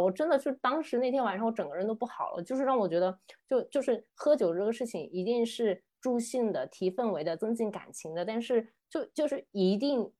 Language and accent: Chinese; Qingdao, Shandong, China; moved away; 我们小时候青岛是真的会用塑料袋儿去打啤酒的